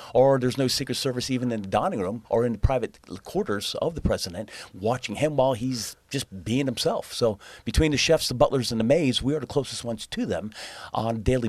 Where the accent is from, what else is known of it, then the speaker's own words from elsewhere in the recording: Lancaster, Pennsylvania, United States; moved away; also born or lived in Washington, D.C.; I'm a chef owner of a restaurant in Lancaster, Pennsylvania, in my hometown. I moved back there a few years ago